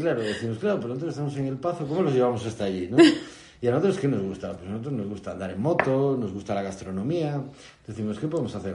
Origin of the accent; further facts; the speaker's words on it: Lugo, Galicia, Spain; moved away as an adult; also born or lived in Noya; now in Noia, Spain; llegamos a Noya hace seis años, somos de Lugo